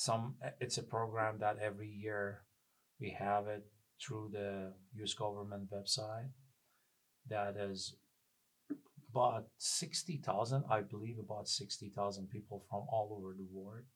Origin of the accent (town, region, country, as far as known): Sari, Mazandaran, Iran; English is a second language; moved away as an adult; also born or lived in Austin, Texas; now in Seattle, United States